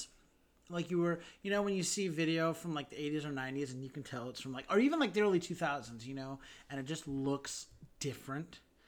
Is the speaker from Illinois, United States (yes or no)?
no; Salt Lake City, Utah, United States; We're from Salt Lake